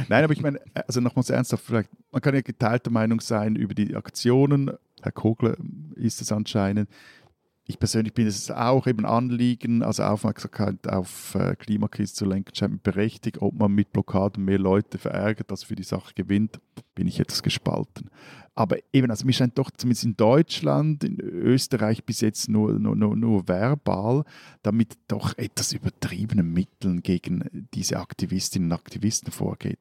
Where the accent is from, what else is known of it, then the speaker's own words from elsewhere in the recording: Switzerland; meine Landsleute